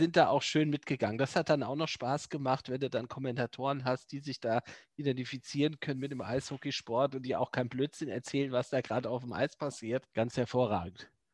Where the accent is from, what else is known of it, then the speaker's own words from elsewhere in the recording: Neu-Isenburg, Hesse, Germany; moved away; meiner alten Heimat Neu-Isenburg